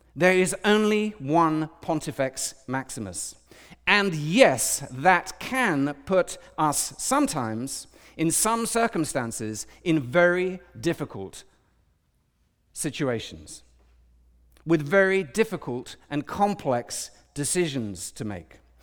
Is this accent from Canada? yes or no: no; United Kingdom; I'm British